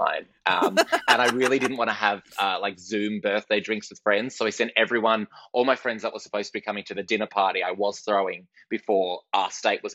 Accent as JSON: {"language": "English", "town": "Perth", "region": "Western Australia", "country": "Australia", "tie": "born or raised there", "said": "I was growing up in Perth in Western Australia"}